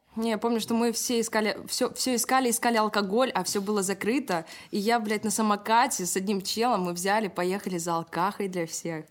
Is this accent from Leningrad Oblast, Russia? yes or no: yes; Kingisepp, Leningrad Oblast, Russia; born or raised there; also born or lived in Saint Petersburg; now in Moscow, Russia